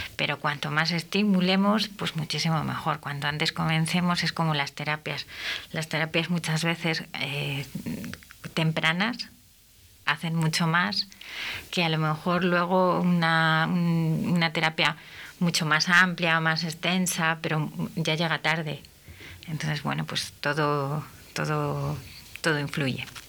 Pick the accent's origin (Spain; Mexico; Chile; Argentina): Spain; Castile; also born or lived in Jerez de la Frontera; nosotros en Castilla no tenemos acento